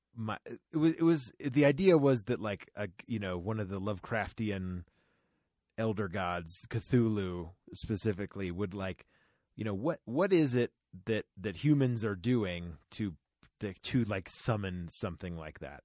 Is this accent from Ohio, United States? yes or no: no; Florida, United States; Growing up in Florida